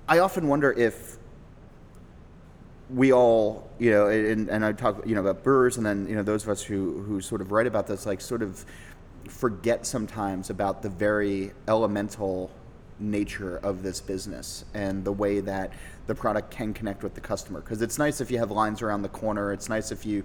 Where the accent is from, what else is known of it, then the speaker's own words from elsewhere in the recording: United States; Born and raised in America.